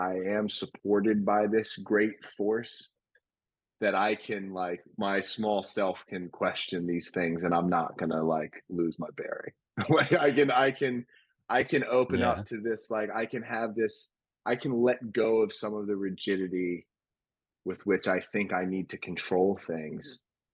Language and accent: English; a New York suburb, United States; I grew up in Christianity in a predominantly Jewish town in a New York suburb